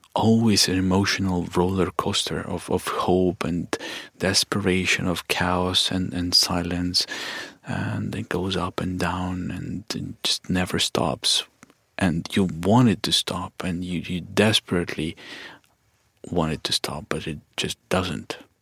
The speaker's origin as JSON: {"language": "English", "town": "Kharkiv", "region": "Kharkiv Oblast", "country": "Ukraine", "tie": "born or raised there", "said": "I grew up in Kharkiv"}